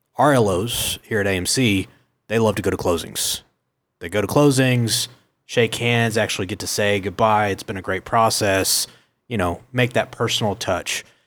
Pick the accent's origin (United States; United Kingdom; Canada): United States; Oklahoma City, Oklahoma; I was born and raised in Oklahoma City, tenth and council.